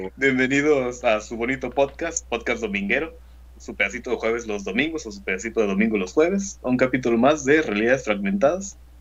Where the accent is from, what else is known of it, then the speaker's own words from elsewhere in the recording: Mexico; also born or lived in Tamaulipas; Somos de México